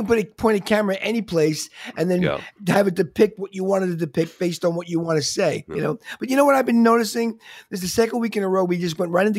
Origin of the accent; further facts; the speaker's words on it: Long Island, New York, United States; I'm in the city. I was wondering. I grew up in Long Island. I grew up in a suburban Long Island with a backyard and grass.